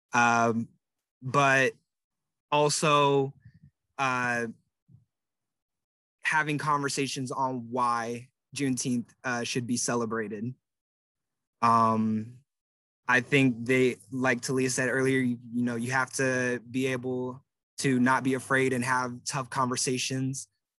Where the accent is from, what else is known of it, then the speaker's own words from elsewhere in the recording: Pacific Northwest, United States; But since I'm from the Pacific Northwest, my family is originally from the South